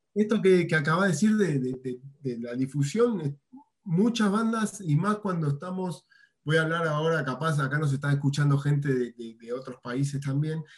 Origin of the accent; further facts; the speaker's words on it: Buenos Aires, Argentina; moved away as an adult; now in Merlo, Argentina; yo soy nacido en Buenos Aires, tuve mis bandas allá, pero en el 2013 me vine a vivir acá a la provincia de San Luis, a Merlo